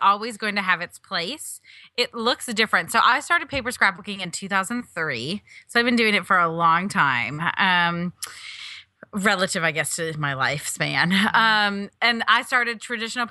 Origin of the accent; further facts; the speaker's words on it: Wisconsin, United States; I grew up in Wisconsin, like an hour and a half from Madison, Middleton